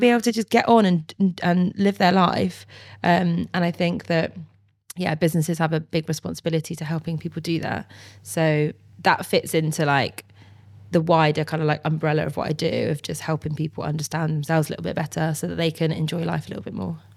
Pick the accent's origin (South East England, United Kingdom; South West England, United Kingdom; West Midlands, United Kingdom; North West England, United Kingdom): South West England, United Kingdom; Bristol; I'm from Bristol and we do love a good party